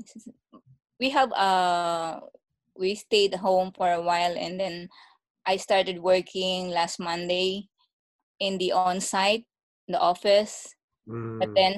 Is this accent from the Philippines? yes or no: yes; Philippines; moved away as an adult; also born or lived in Singapore / Malaysia; now in Canada; I came from Philippines. I worked there for 10 years.